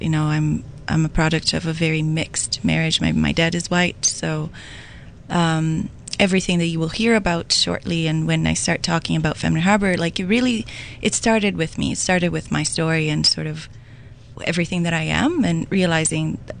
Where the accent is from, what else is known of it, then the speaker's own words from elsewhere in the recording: Brazil; moved away as an adult; now in Waterloo Region, Canada; I am also an immigrant. I come from Brazil. I came to Canada about 17 years ago